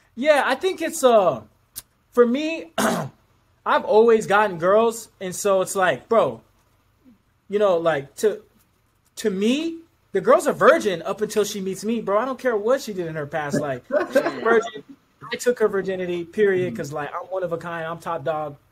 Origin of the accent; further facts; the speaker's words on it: Anchorage, Alaska, United States; I'm from Anchorage, Alaska